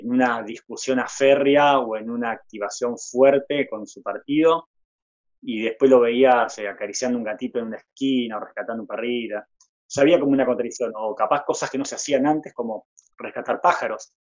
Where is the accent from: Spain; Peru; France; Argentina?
Argentina; Buenos Aires; also born or lived in Jujuy; Estoy en Buenos Aires, sí, soy, soy jujeño, eh, criado en, Buenos Aires.